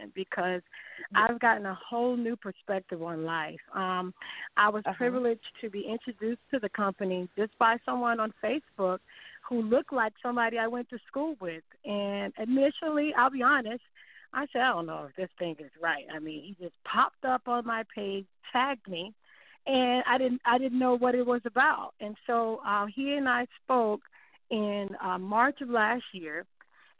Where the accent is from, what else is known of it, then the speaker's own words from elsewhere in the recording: Miami, Florida, United States; moved away as an adult; now in Myrtle Beach, United States; I originally was born and raised in Miami